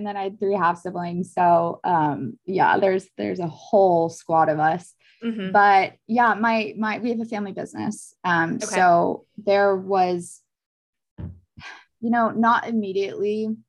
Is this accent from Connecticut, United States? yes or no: yes; Connecticut, United States; also born or lived in Florida / Texas; now in California, United States; Originally I'm from the East Coast. I like to say I like made my way across the States. Like I was born in Florida and then we moved to Connecticut, and then I went to school in Texas, and then from there moved to California.